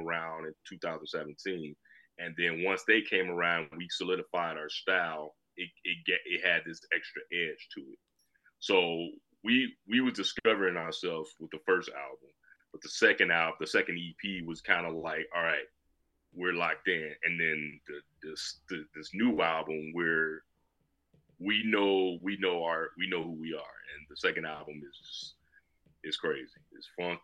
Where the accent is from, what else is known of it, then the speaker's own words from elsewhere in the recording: Chicago, Illinois, United States; now in Aurora, United States; Born and raised in Chicago